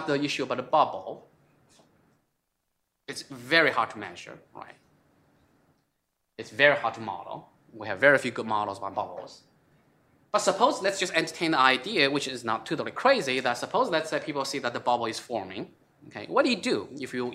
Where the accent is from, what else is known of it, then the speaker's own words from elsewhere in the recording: China; moved away; I came from China